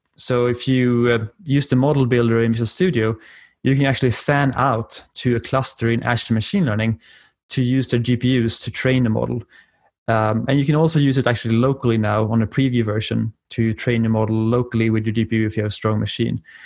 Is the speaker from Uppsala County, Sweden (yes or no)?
yes; Uppsala, Uppsala County, Sweden; accent: European; English is a second language; moved away as an adult; now in Washington DC, United States; my accent is from Europe and I'm, uh, originally from Sweden, in Uppsala.